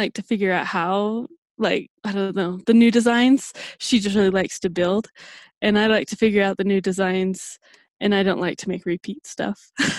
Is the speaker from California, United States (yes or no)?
no; Utah, United States; I grew up on a farm in central Utah.